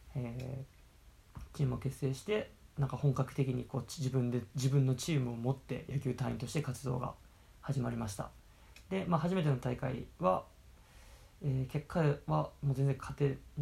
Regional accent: Okayama, Japan; moved away as an adult; also born or lived in Kanagawa / Brazil / Paraguay; now in Nagasaki, Japan; 出身は、えー、岡山県岡山市出身なので

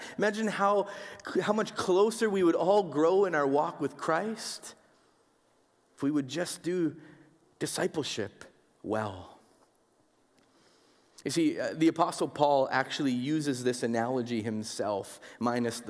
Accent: Winnipeg, Manitoba, Canada; growing up in Winnipeg

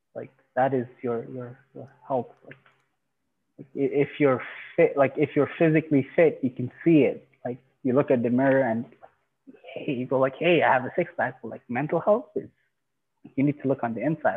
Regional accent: Iran; now in Canada; I'm originally from Iran

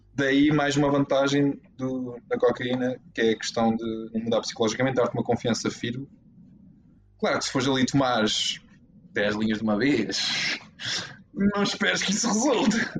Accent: Portugal; somos portugueses

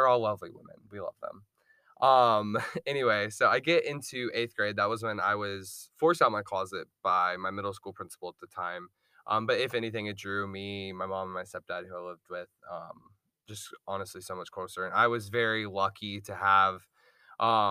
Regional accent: Augusta, Georgia, United States; born and raised in Augusta, Georgia

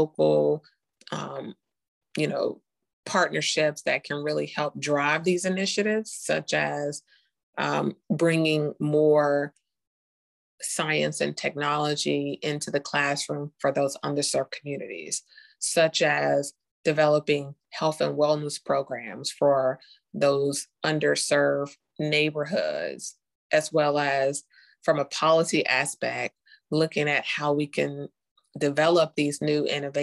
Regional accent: Charlotte, North Carolina, United States; also born or lived in Costa Rica; I'm from Charlotte too. Went to all the elementary school. Graduated from West Charlotte High School.

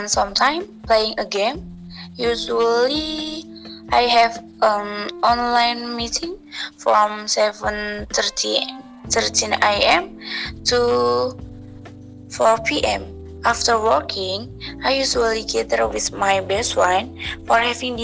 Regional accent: Cilacap, Central Java, Indonesia; now in Depok, Indonesia; I'm living in Depok, but my hometown in Cilacap

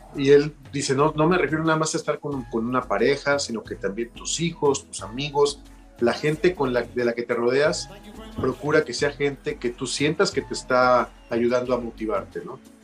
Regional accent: Mexico; la primera vez que yo salí de México

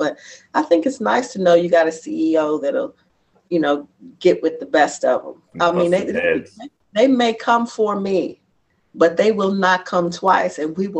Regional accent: Bronx, New York, United States; And the thing is, I am from the Bronx and my family is there and I'm not.

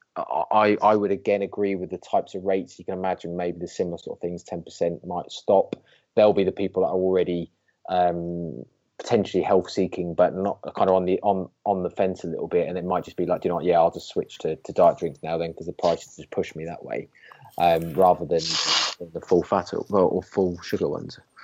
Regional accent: United Kingdom; I'm British

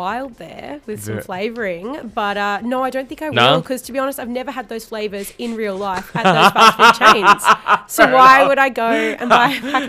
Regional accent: Brisbane, Queensland, Australia; moved away; I'm from North Brizzy. It's a bit different.

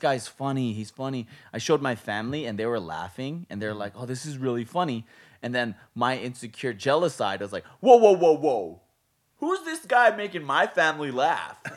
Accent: Hawaii, United States; now in Las Vegas, United States; we're from Hawaii

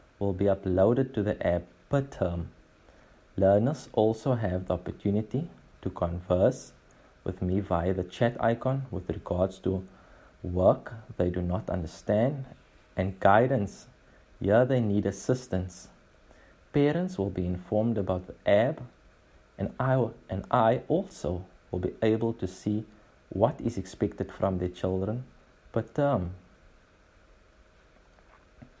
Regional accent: Port Elizabeth, Eastern Cape, South Africa; I am from the Eastern Cape, Port Elizabeth, Kubera.

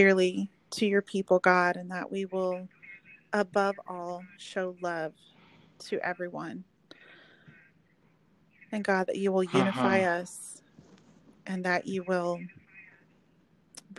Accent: Oklahoma, United States; moved away as an adult; now in Texas, United States; I'm actually from Oklahoma originally, but I've lived here since college

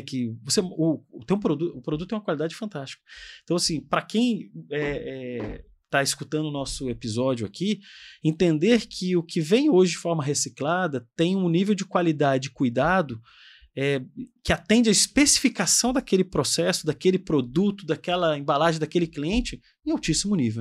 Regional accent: Brasília, Federal District, Brazil; a gente lá de Brasília, porque eu sou de Brasília

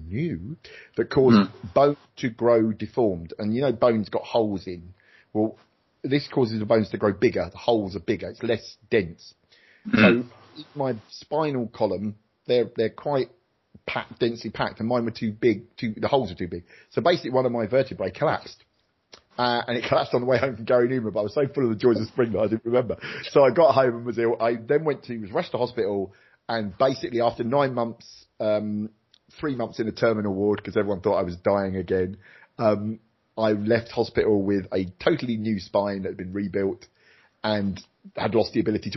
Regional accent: Luton, East of England, United Kingdom; my hometown of Luton

